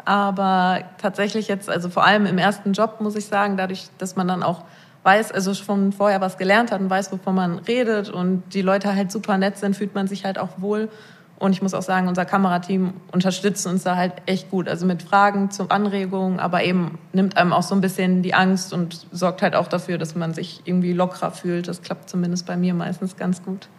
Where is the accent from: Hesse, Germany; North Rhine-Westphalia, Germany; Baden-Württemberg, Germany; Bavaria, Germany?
North Rhine-Westphalia, Germany; Rheinberg; komme aus Rheinberg vom Niederrhein